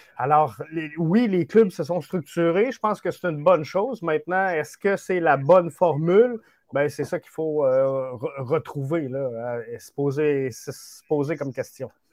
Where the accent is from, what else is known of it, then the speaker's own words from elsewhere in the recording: Quebec City, Quebec, Canada; je viens de Québec. J'ai joué Québec Express